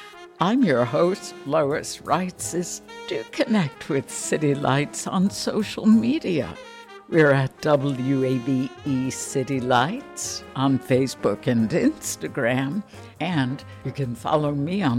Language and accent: English; Chicago, Illinois, United States; this is the Illinois girl talking, right? I grew up in Chicago. I know what you're talking about.